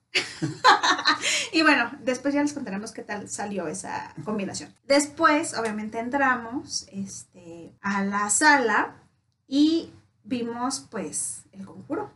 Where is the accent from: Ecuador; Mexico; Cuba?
Mexico; Como buenos mexicanos, David y yo nos caracterizamos por ser súper puntuales